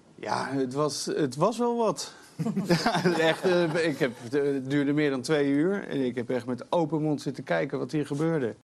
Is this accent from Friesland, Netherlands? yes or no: no; Amsterdam, North Holland, Netherlands; Als Amsterdammer